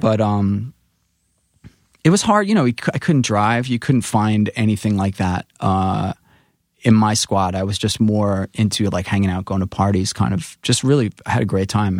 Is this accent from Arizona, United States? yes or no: no; New York City, New York, United States; coming from Rockaway